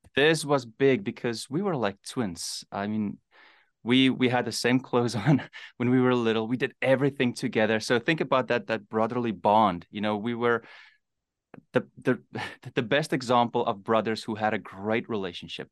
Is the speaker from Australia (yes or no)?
no; South Africa; born or raised there; also born or lived in Namibia